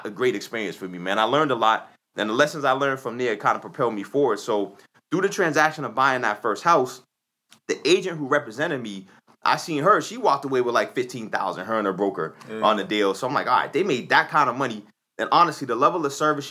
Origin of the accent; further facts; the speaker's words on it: Boston, Massachusetts, United States; I'm born and raised in Dorchester